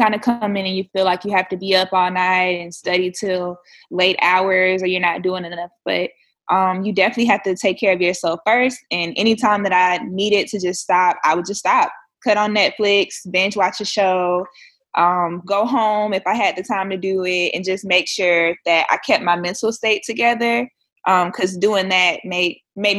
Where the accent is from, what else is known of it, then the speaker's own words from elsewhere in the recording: Jacksonville, Florida, United States; I'm from Jacksonville, Florida